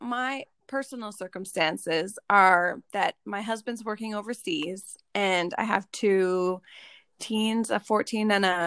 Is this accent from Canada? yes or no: yes; Ottawa, Ontario, Canada; now in Nova Scotia, Canada; I grew up in Ottawa